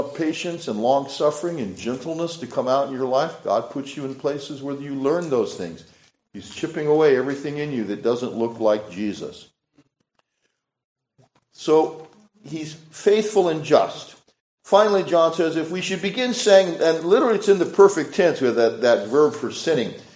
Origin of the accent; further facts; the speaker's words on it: California, United States; moved away; I'm from California